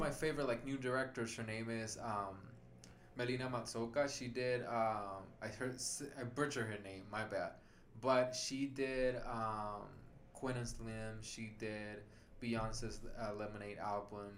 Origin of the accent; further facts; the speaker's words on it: Puerto Rico; English is a second language; moved away as an adult; now in Atlanta, United States; I, was born in an island